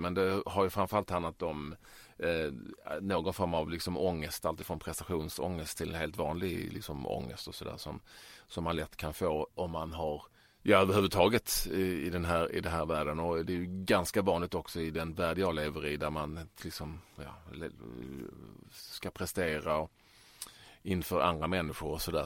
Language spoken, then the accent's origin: Swedish; Malmö, Skåne, Sweden; jag är ju bördig från Malmö och uppväxt där